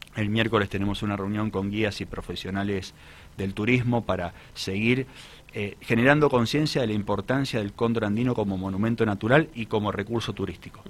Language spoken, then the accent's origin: Spanish; Mendoza, Argentina; como mendocinos